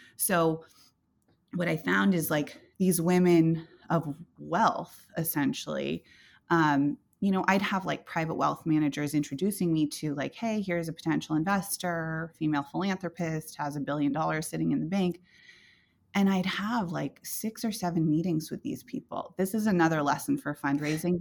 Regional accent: Silicon Valley, California, United States; I grew up in Silicon Valley.

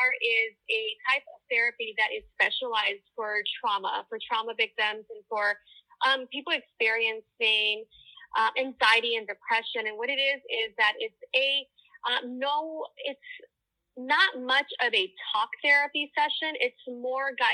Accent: Los Angeles, California, United States; I grew up in East LA. I'm born and raised in Los Angeles, a daughter of immigrant parents

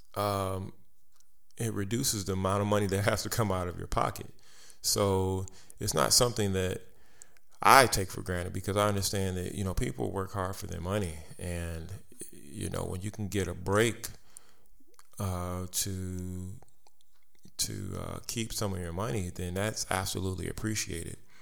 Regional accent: United States; I am an American. I live in this country

